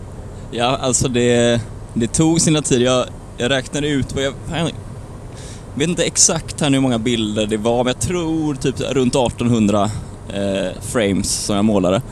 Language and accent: Swedish; Lerum, Västra Götaland, Sweden; genom Lerum här nu precis. Mm. Oj, där ja. Eh, där jag är född och uppvuxen